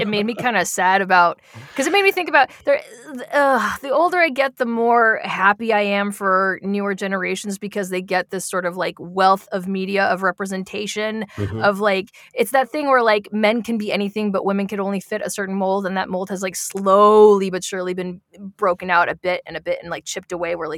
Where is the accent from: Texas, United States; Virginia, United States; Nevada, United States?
Nevada, United States; Las Vegas; I'm from Las Vegas